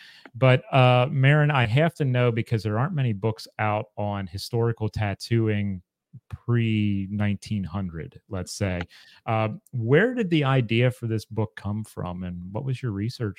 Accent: Chambersburg, Pennsylvania, United States; moved away; I'm originally from Chambersburg, Pennsylvania, which is just west of Gettysburg.

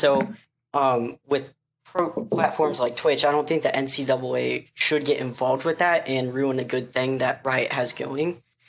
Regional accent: Grand Junction, Colorado, United States; I am also from Grand Junction, Colorado.

